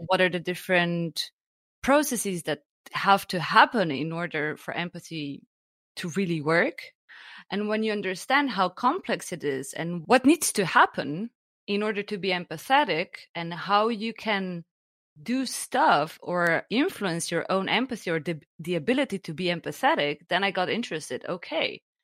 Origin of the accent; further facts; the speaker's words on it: Slovenia; now in Germany; I'm originally from Slovenia